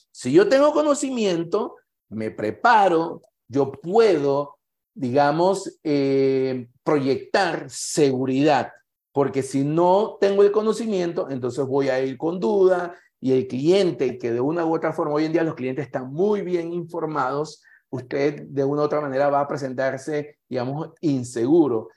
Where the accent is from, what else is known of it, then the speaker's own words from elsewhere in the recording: Panama; como panameño y como profesional que participo en esta actividad